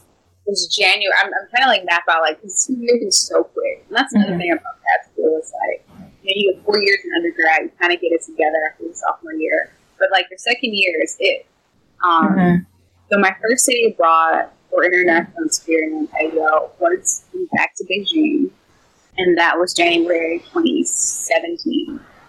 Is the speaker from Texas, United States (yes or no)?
yes; Texas, United States; I'm a Texan.